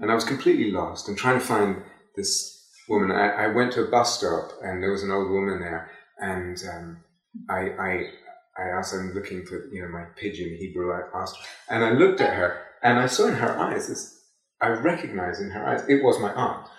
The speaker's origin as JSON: {"language": "English", "region": "London", "country": "United Kingdom", "tie": "born or raised there", "said": "I was born in London"}